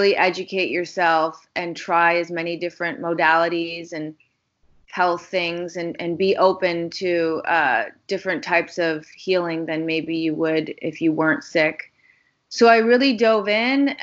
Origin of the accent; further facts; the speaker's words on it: Chicago, Illinois, United States; I grew up in Chicago, Illinois